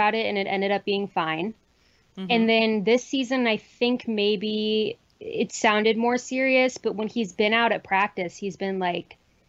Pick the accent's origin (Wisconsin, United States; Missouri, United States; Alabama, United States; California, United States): Missouri, United States; St. Louis; I was born and raised in St. Louis